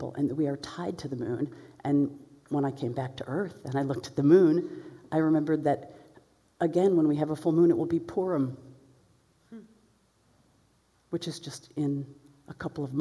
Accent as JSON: {"language": "English", "town": "Chicago", "region": "Illinois", "country": "United States", "said": "I'm from Chicago"}